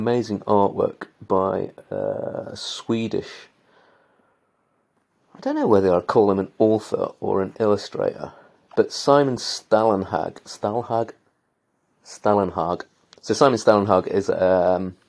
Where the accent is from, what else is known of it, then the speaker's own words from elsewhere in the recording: Belper, East Midlands, United Kingdom; I have this heritage in me about mass producing and machines and technology was born in my hometown